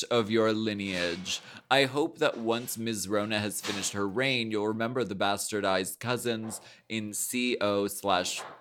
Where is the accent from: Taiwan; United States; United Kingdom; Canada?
Canada; Mm, um, I'm Canadian.